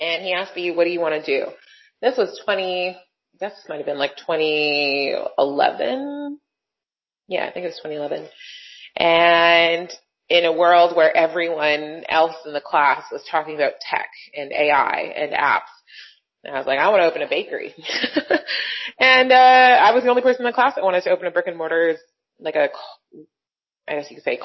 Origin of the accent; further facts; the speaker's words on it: Brampton, Ontario, Canada; also born or lived in Toronto; I was born in Toronto, grew up in Brampton, just outside of Toronto, GTA